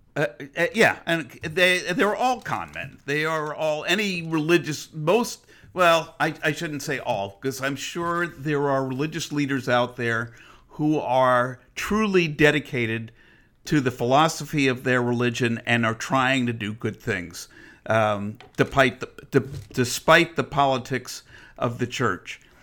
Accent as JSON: {"language": "English", "country": "United States", "said": "I'm not an Israeli. I'm an American"}